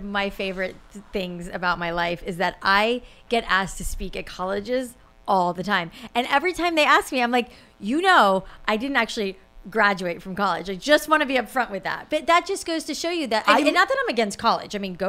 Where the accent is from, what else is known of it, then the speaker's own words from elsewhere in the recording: Florida, United States; South Florida. Mm-hmm. And my hair is naturally curly. So in South Florida, it was very frizzy.